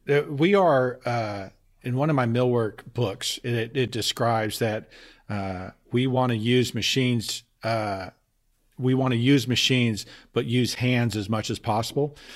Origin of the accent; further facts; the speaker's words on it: Texas, United States; moved away; also born or lived in Boston; I'm from Texas